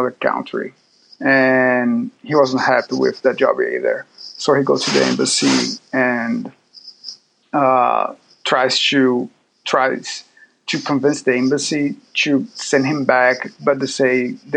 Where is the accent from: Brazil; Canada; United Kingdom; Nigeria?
Brazil; Salvador, Bahia; now in Auckland, New Zealand; I'm from Brazil, from a city called Salvador, but now I'm living in Oakland